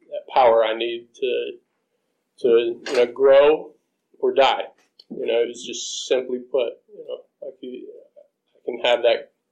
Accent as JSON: {"language": "English", "region": "South Carolina", "country": "United States", "tie": "born or raised there", "moved": "as an adult", "said": "I grew up in South Carolina. I thought I was born and stuck"}